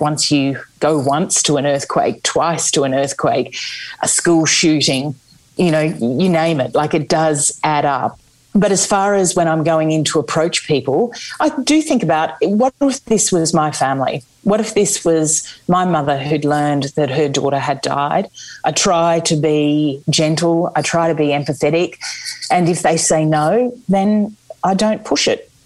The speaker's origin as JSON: {"language": "English", "country": "Australia", "moved": "yes", "lives_now": "United Kingdom"}